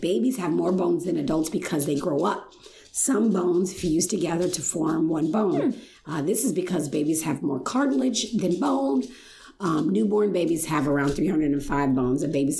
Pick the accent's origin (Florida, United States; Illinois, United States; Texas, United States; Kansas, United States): Illinois, United States; Chicago; I'm from Chicagoland.